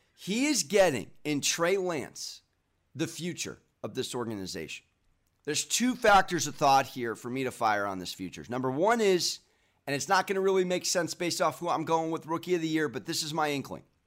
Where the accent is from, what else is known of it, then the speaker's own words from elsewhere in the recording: San Diego, California, United States; I'm from San Diego.